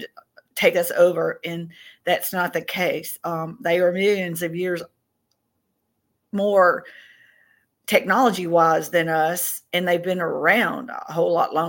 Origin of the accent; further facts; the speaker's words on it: Tennessee, United States; now in Mississippi, United States; I'm from the South, and I grew up in Tennessee. I live in Mississippi now